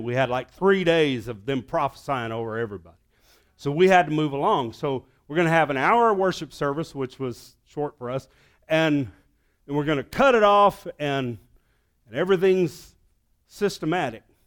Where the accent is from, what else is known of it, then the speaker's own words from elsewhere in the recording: Arkansas, United States; I'm from Arkansas